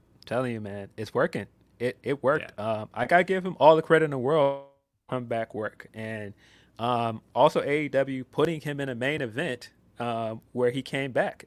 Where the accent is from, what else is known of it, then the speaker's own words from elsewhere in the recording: Chicago, Illinois, United States; I am a Chicagoan.